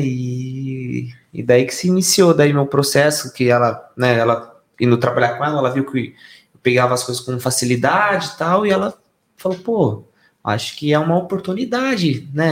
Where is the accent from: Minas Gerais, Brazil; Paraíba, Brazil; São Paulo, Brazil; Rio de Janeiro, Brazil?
São Paulo, Brazil; São Roque; todos nós somos de São Roque. Nas, uhum. Nascidos, criados